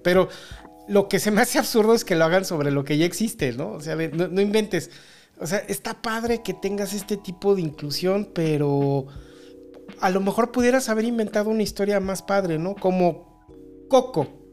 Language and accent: Spanish; León, Guanajuato, Mexico; de aquí, de mi pueblito